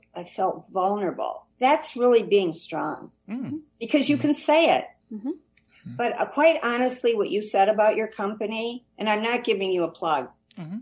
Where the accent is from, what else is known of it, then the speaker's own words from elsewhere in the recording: Kankakee, Illinois, United States; growing up in Kankakee by the sea